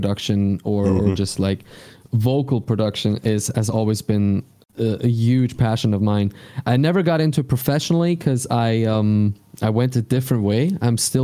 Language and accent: English; Switzerland; English is a second language; I'm from Switzerland